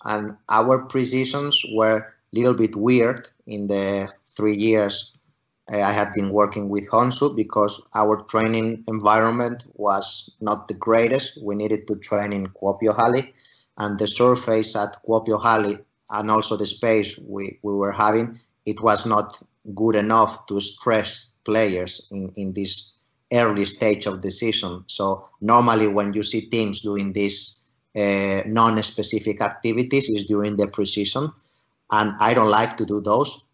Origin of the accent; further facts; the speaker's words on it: Spain; moved away as an adult; also born or lived in Finland; now in St. Petersburg, Russia; my home country in, in spain